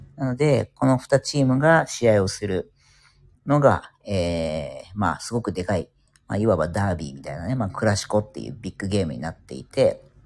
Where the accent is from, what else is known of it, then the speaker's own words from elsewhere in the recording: Yokohama, Kanagawa, Japan; 地元横浜なんですけども